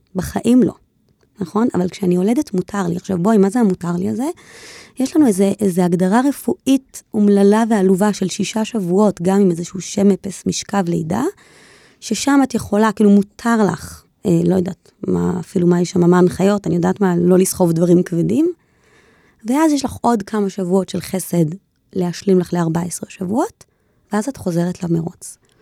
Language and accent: Hebrew; Jerusalem, Jerusalem District, Israel; אנחנו ירושלמים